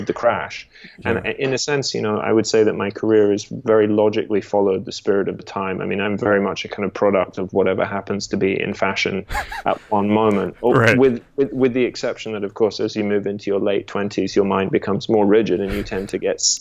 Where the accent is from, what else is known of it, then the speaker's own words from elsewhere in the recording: Australia; moved away; also born or lived in England; I'm English originally. I spent 11 years in Australia growing up